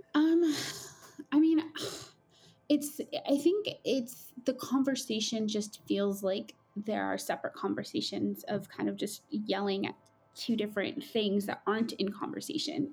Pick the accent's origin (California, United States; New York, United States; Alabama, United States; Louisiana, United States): California, United States; Coachella Valley; moved away as an adult; I am originally from the Coachella Valley, which is about two and a half hours south of Los Angeles in California